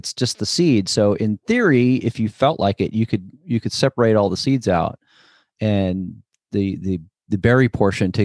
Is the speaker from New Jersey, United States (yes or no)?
yes; New Jersey, United States; I grew up in New Jersey right outside of New York City